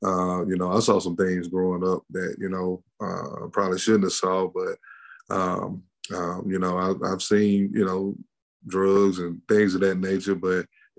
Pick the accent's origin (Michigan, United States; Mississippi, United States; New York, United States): Mississippi, United States; McComb; moved away; growing up in Macomb, Mississippi